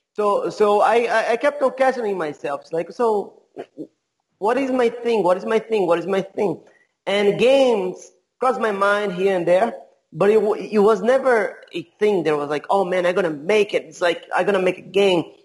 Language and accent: English; Brazil; also born or lived in California; I'm from Brazil. I, I have been all over the place. I used to live in California for a little while. I live in many different cities uh, in Brazil